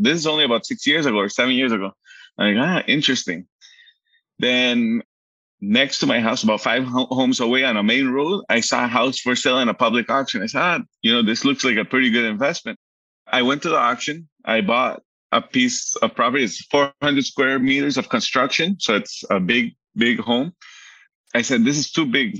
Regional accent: Aruba; also born or lived in Miami, United States; I, was born in Miami, so Miami, okay. um, Poland, Colombia, and lived all my life in Aruba

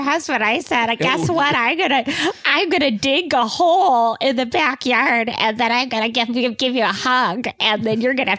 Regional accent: Spain; English is a second language; I'm from Spain.

